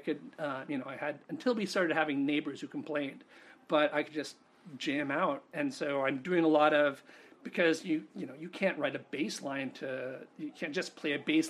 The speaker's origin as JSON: {"language": "English", "region": "New York", "country": "United States", "tie": "born or raised there", "also_born_or_lived": "Connecticut / Rhode Island", "said": "At that point, you know, I grew up in New York. Excuse, Connecticut, Rhode Island. Back and forth to New York, trips to Germany. My dad's from Germany. But really not a lot of experience of the rest of the United States."}